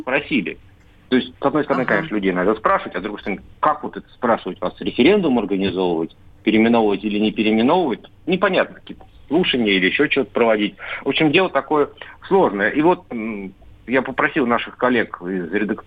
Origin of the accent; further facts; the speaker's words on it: Tver, Tver Oblast, Russia; в моем родном городе Тверь